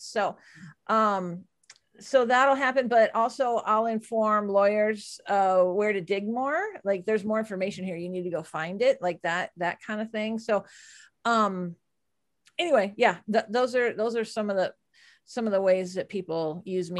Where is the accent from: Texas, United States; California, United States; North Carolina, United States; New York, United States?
Texas, United States; I'm from Texas